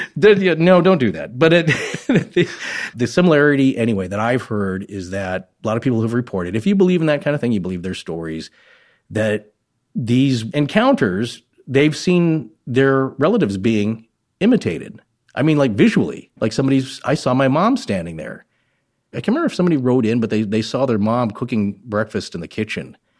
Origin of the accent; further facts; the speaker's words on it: United States; central to northern Idaho, eastern Washington, Western Montana area